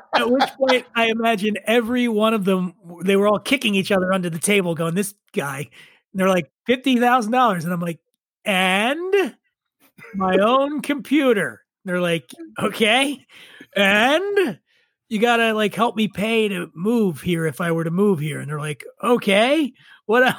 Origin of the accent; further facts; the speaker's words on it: Philadelphia, Pennsylvania, United States; moved away as an adult; I grew up in Philadelphia, Pennsylvania. Obviously, Phillies fan. I grew up poor in Philly